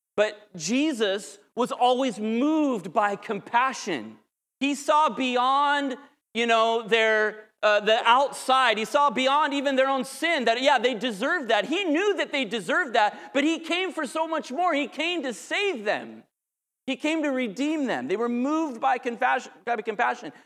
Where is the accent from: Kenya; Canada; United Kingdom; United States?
United States; Southern California; I grew up in Southern California